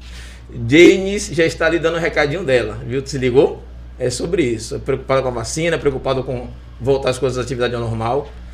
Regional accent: Salvador, Bahia, Brazil; now in Lauro de Freitas, Brazil; Eu, como bom baiano, tenho 46 anos. Nasci aqui na Bahia, nasci em Salvador, né? moro aqui em Lauro há mais de 30

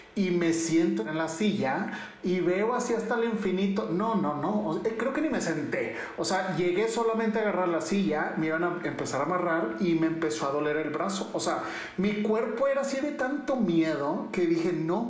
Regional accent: Ciudad Juárez, Chihuahua, Mexico; accent: del norte; moved away as an adult; now in Mexico City, Mexico; yo me vine de Ciudad Juárez para venirme a México a trabajar, conseguí un trabajo, entonces ahí vengo como todo provinciano

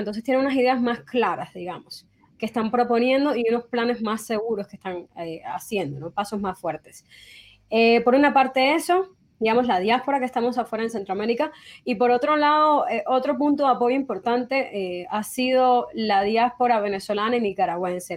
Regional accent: Cuba; nuestro país

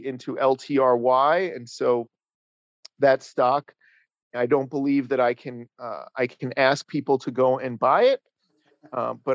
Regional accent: Paramus, New Jersey, United States; born or raised there; also born or lived in Manhattan, New York

